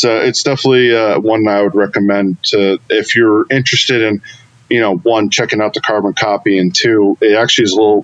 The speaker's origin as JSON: {"language": "English", "region": "Western Massachusetts", "country": "United States", "said": "I'm from Western Mass, the 413 area code"}